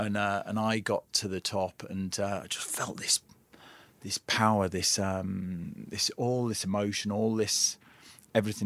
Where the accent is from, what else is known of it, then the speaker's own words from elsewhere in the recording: Lake District, North West England, United Kingdom; I was raised in the Lake District